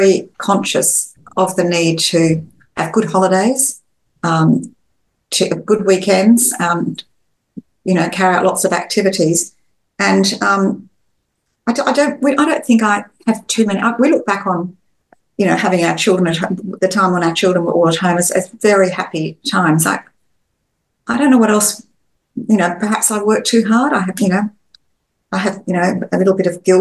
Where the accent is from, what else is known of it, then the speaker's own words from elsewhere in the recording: Australia; being Australian family